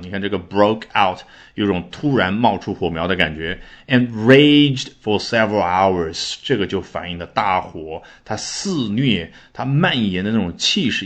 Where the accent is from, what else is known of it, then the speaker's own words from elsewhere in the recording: China; 我们中国人的翻译